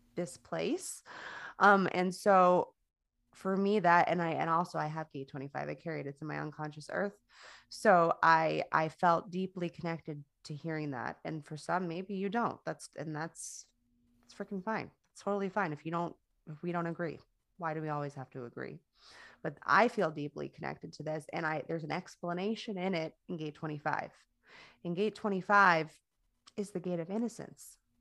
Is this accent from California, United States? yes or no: no; Coral Springs, Florida, United States; my hometown in Stoneman in Stoneman Douglas in Coral Springs, Florida